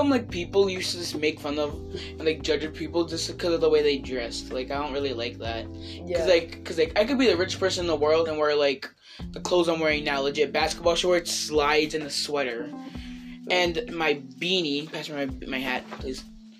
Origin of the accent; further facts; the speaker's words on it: Haverhill, Massachusetts, United States; No. I'm from Haverhill.